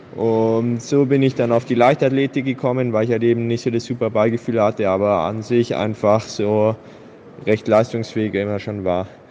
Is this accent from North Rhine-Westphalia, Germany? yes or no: no; Augsburg, Bavaria, Germany; 22 Jahre alt, bin Augsburger